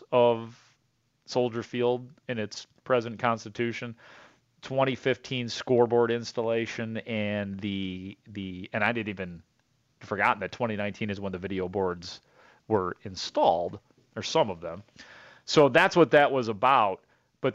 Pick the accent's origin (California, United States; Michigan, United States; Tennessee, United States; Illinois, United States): Illinois, United States; Itasca; I grew up in Itasca, grew up in the Western Burbs